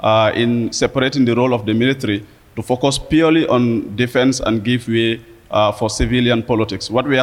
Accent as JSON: {"language": "English", "country": "Gambia", "moved": "as an adult", "lives_now": "Indonesia", "said": "I am from the Republic of the Gambia and a postgraduate student at the University of Brawijaya."}